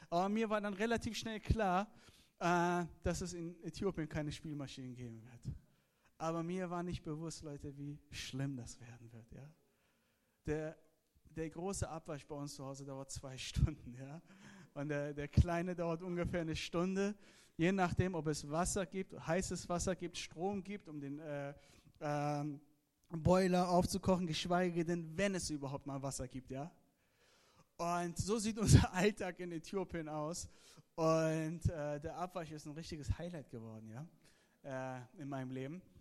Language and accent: German; Iran; born there; Ihr müsst verstehen, ich bin gebürtiger Iraner, ja? Das sind meine iranischen Freunde.